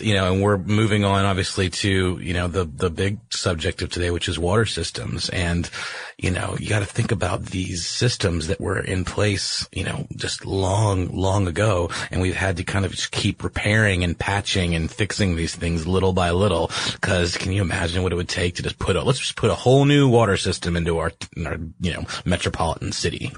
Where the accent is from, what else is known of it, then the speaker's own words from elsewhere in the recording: Augusta, Georgia, United States; now in Atlanta, United States; in my hometown uh, in Augusta, Georgia